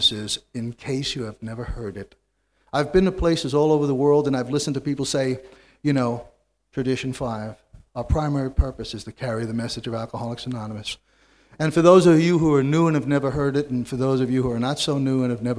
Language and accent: English; New York City, New York, United States; I was born and reared in New York City